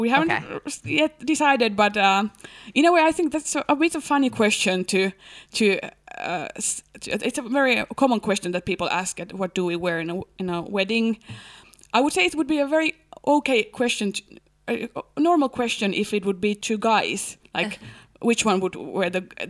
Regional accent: Helsinki, Uusimaa, Finland; English is a second language; I'm from Helsinki and I'm engaged to get married.

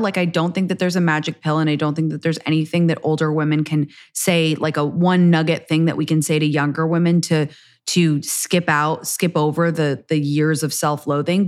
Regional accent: England, United Kingdom; now in United States; I was raised in England

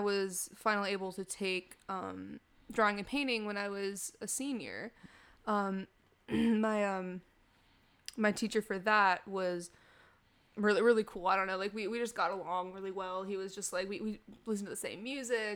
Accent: Chapel Hill, North Carolina, United States; also born or lived in Raleigh / Greensboro; technically born in Raleigh, but I lived my whole life in Chapel Hill

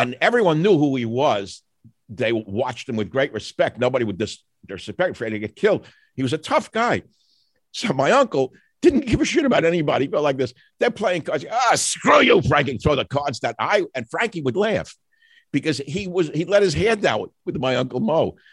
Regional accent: New York City, New York, United States; We're both from Queens. We had a similar upbringing

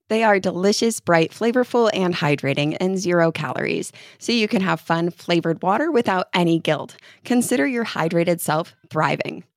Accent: upstate New York, United States; now in Kentucky, United States; kid growing up in New York, you wore your snow pants to school

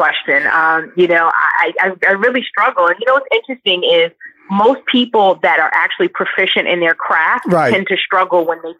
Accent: Brooklyn, New York, United States; Well, I am from Brooklyn, New York.

